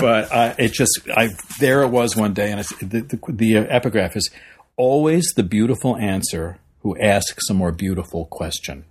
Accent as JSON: {"language": "English", "area": "Long Island", "region": "New York", "country": "United States", "tie": "born or raised there", "moved": "as an adult", "lives_now": "Los Angeles, United States", "said": "I grew up in New York. I grew up actually on Long Island"}